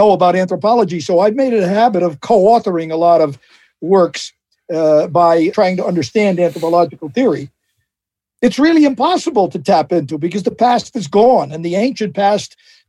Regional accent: United States; I am as American as President Johnson was

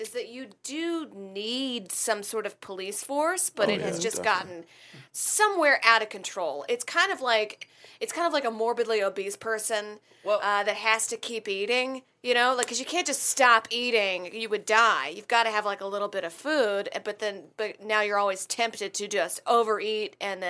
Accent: the South, United States; accent: southern; I'm very polite and like putting my southern accent.

